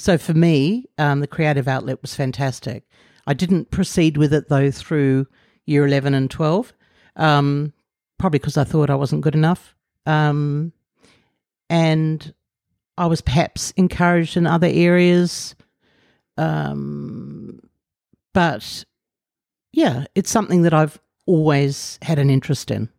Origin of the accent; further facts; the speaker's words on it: Sydney, New South Wales, Australia; moved away as an adult; also born or lived in Canberra, Australia / Brussels, Belgium / London, United Kingdom; now in Auckland, New Zealand; at the age of seven, moved to Sydney, uh, where I lived until I was twenty-four.